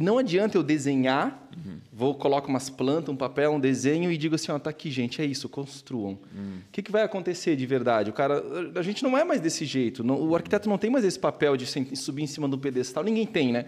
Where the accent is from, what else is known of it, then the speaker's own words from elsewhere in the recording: Blumenau, Santa Catarina, Brazil; sou de Blumenau, nasci